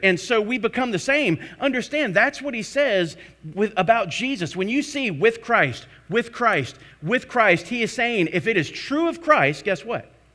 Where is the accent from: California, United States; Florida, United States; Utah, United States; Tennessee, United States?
Florida, United States; Tarpon Springs; Tarpon Springs, I grew up in Florida